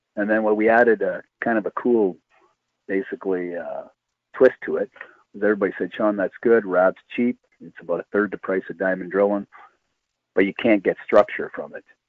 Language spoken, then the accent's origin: English; Timmins, Ontario, Canada; I'm from Timmins